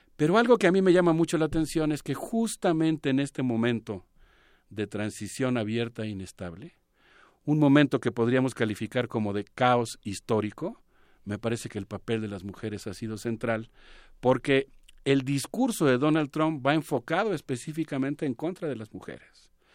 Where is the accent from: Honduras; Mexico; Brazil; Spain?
Mexico; yo como ciudadano mexicano